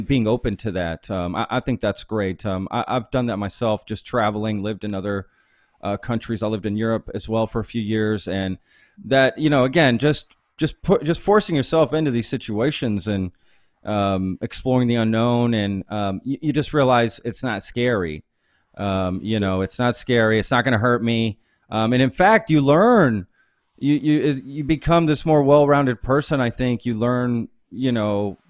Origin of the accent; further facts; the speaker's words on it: Texas, United States; I grew up in Texas